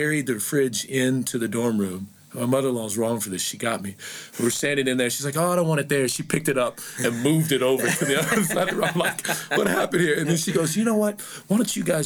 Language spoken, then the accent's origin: English; Springfield, Missouri, United States; also born or lived in Mexico, Missouri; now in Fort Worth, United States; I'm originally from Springfield, Missouri. Well, actually, if I started back from there, I'm from Mexico, Missouri, which is not far from Ferguson